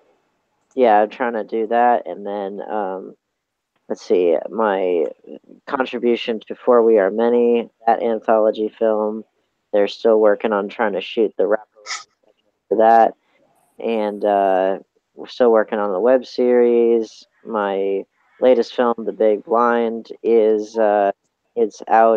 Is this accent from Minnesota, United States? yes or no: no; Charlotte, North Carolina, United States; from Charlotte, North Carolina